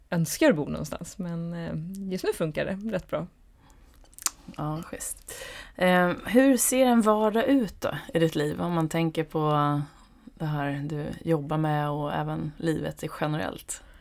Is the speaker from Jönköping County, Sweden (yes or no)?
no; Stockholm, Stockholm County, Sweden; also born or lived in Åre; Jag är från Stockholm.